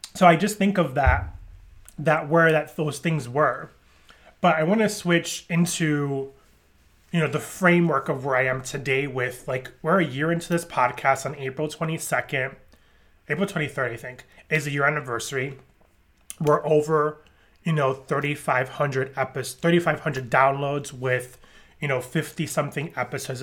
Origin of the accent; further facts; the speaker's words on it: New York, United States; I grew up in New York